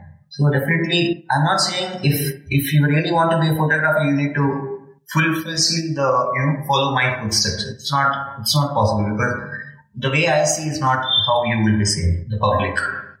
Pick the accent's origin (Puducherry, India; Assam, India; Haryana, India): Haryana, India; Gurugram; English is a second language; My hometown is Gurugram and my college is in Coimbatore. It's around 120 kilometers.